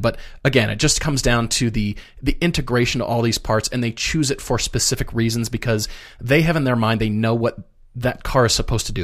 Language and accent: English; Colorado, United States; also born or lived in Minneapolis, Minnesota; I grew up in Colorado